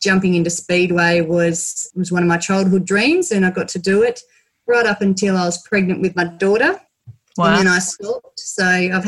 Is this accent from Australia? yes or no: yes; Pingaring, Western Australia, Australia; also born or lived in Perth; I grew up in Pingaring, so I went to primary school here